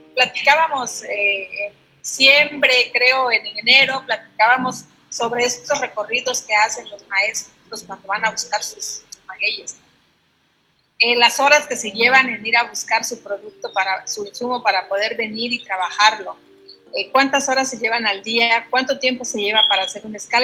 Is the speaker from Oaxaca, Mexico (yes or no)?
yes; Mixteca region, Oaxaca, Mexico; now in Oaxaca City, Mexico